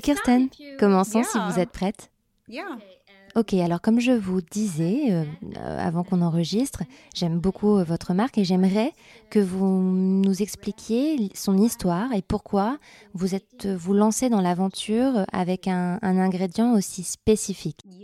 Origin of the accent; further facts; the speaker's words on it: France; moi en tant que Française